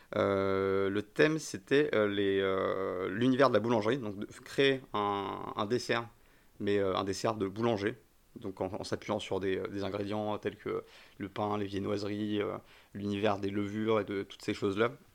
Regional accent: Paris, Île-de-France, France; also born or lived in near Bordeaux; je suis né à côté de Bordeaux et, euh, mais, j'ai grandi à Paris.

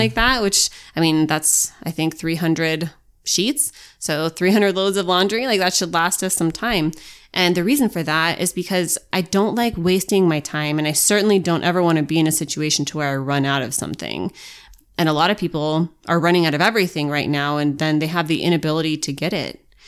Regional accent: United States

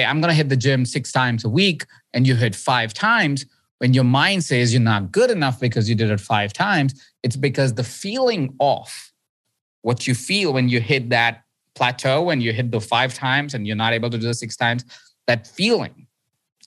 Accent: India; I was born in India. I grew up in India

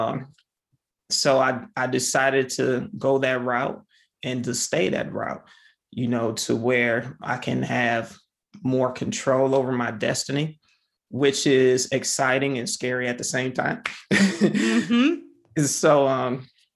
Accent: Michigan, United States; now in Ohio, United States; I grew up in Michigan

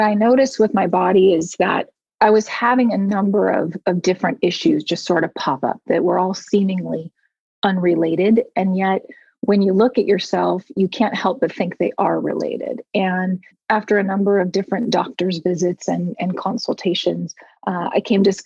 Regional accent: United States; moved away as an adult; now in Munich, Germany; I am an American expat living in Munich, Germany

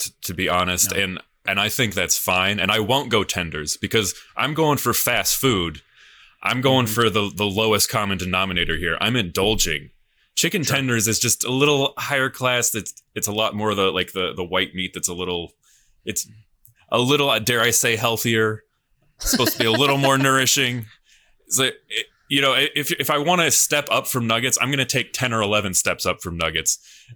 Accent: Monmouth, Illinois, United States; moved away as an adult; also born or lived in London; the hospital that I was born at, which is maybe 100 yards away from the McDonald's in my near my hometown

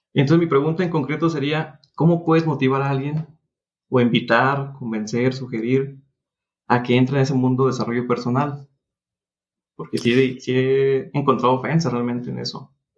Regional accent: Durango, Mexico; Estoy en Durango, soy de Durango

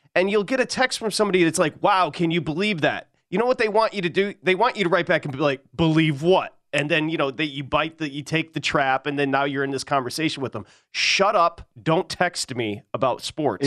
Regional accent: outside of Detroit, Michigan, United States; the kids I grew up with outside of Detroit

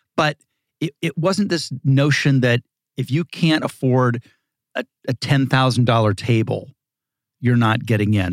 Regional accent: Dayton, Ohio, United States; moved away; also born or lived in Malibu, California; grew up in Ohio, in, in Dayton

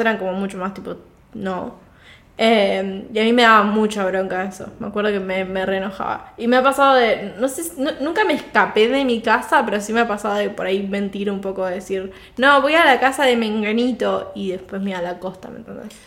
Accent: Viedma, Río Negro, Argentina; moved away; Viedma es el pueblo de donde soy

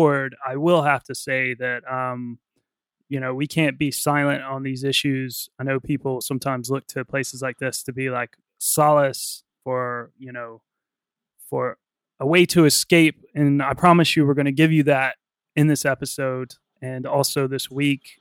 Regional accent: United States; moved away; I'm from America, and right now things have been going on in my home state and in my country

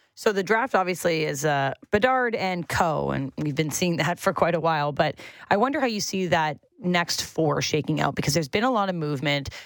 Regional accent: Fergus, Ontario, Canada; I'm from Fergus, Ontario

